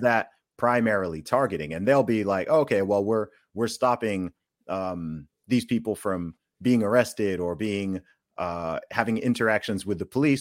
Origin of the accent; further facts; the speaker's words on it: United Kingdom; coming from the U K